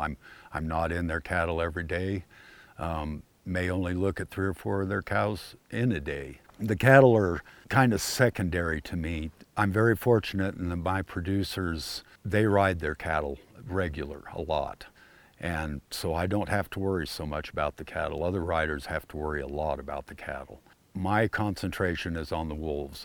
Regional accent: Great Plains, United States; now in Jackson, Montana, United States; When I was growing up in the Plains states, every five, ten miles, there was a little town.

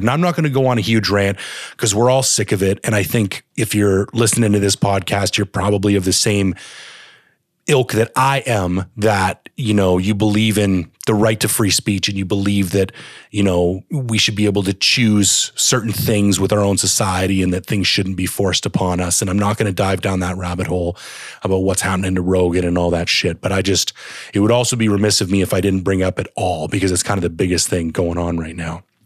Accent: Canada; I'm a Canadian

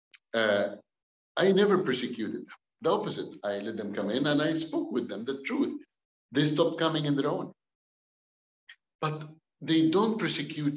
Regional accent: Cairo, Cairo Governorate, Egypt; English is a second language; moved away as an adult; also born or lived in Alexandria, Egypt; now in Canada; I was born in Egypt, Cairo. I was born from a Muslim family back home in Egypt.

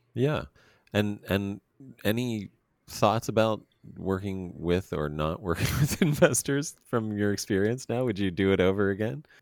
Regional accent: Pennsylvania, United States; we don't do grapes very well in Pennsylvania

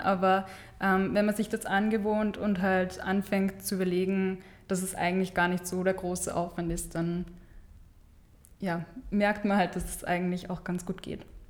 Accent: Steyr, Upper Austria, Austria; moved away as an adult; now in Vienna, Austria; ich komme von, aus Steyr, ähm, aus Oberösterreich

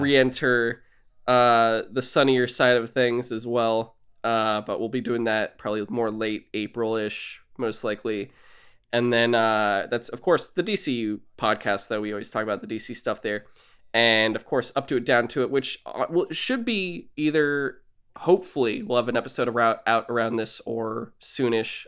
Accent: San Francisco, California, United States; I was born in San Francisco way later

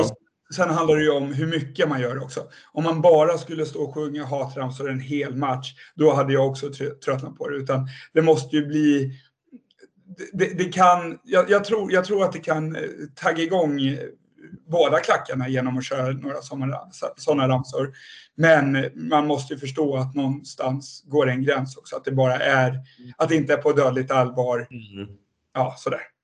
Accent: Nynäshamn, Stockholm County, Sweden; så jag kommer ju inte från Södertälje överhuvudtaget. Jag är uppvuxen i Nynäshamn

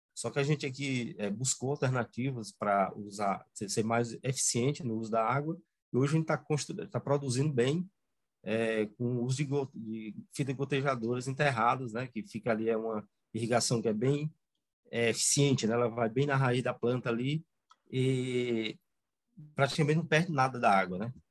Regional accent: Ubajara, Ceará, Brazil; sou da região de Ubajara, né? É, minha família toda é daqui, meus pais

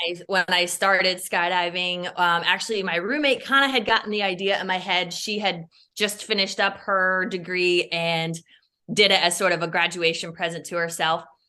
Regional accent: Iowa, United States; moved away; also born or lived in Chicago; I grew up in Iowa on, on, on a farm

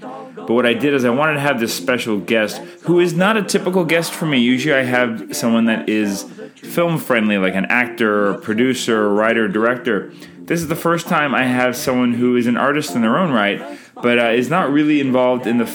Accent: Canada; Canadian filmmaker

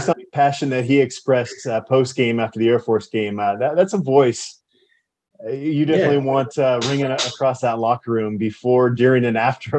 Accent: Minneapolis, Minnesota, United States; moved away; I was born in Minneapolis

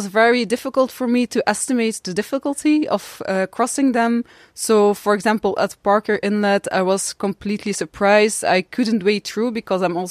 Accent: Dutch-speaking part, Flanders, Belgium; I come from Belgium, from the Dutch-speaking part.

